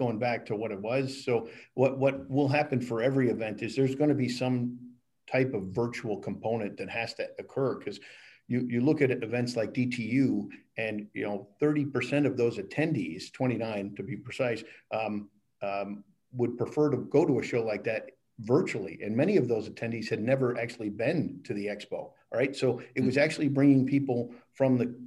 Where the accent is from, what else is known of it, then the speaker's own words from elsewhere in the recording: Hampton Beach, New Hampshire, United States; moved away; also born or lived in Buffalo, New York / North Carolina; I am a native of New Hampshire. I grew up in Hampton Beach, New Hampshire.